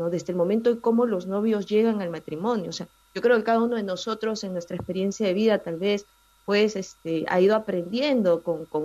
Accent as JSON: {"language": "Spanish", "region": "Lima", "country": "Peru", "said": "yo soy eh"}